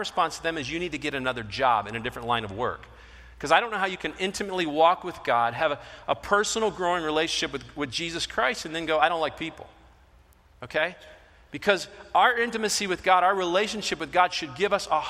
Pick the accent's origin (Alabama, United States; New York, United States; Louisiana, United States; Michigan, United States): Michigan, United States; moved away; I'm from Michigan, so I happen to be, you know, a Detroit fan